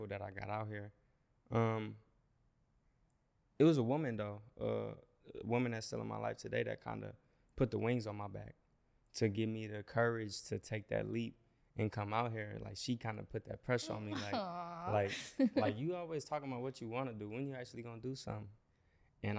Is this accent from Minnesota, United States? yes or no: yes; Minneapolis, Minnesota, United States; moved away as an adult; now in Los Angeles, United States; I'm from Minneapolis, Minnesota